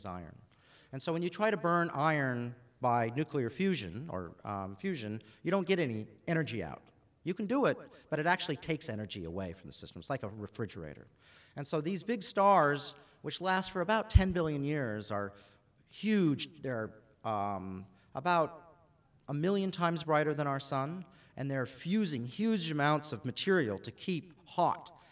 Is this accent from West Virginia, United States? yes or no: no; Alaska, United States; moved away as an adult; also born or lived in Boston; now in Australia; I grew up in Alaska.